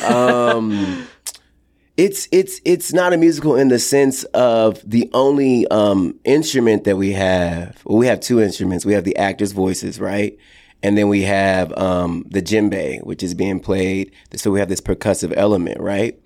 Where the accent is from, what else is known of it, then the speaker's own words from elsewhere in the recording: Texas, United States; growing up in the Bible Belt in the Deep South in Texas in a small town